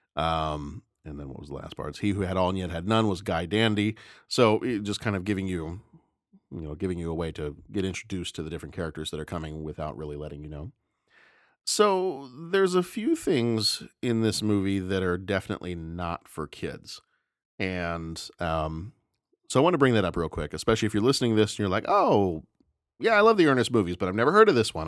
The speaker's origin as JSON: {"language": "English", "region": "the South", "country": "United States", "tie": "born or raised there", "said": "I remember growing up in the South"}